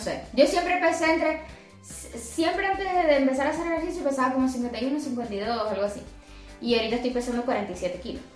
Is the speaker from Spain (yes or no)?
no; Venezuela; now in Colombia; Obviamente nosotros somos venezolanos